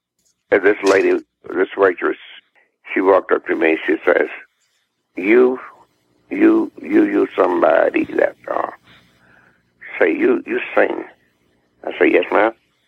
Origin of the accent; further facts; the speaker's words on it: the South, United States; born there; I'm just Southern guy. People say, well, you sound like a Northerner. I say, well, I'm not. I was born in the South, and I love the South. I love it here.